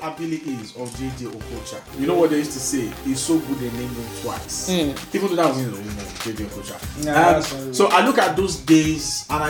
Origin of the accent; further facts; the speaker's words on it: Nigeria; when I was much younger, growing up in Nigeria, I used to be so proud.